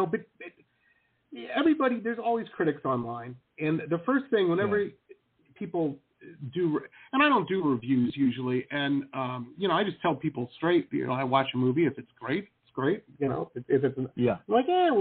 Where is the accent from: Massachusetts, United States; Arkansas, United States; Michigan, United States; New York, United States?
Michigan, United States; Detroit; I grew up in Detroit or across the river from Windsor.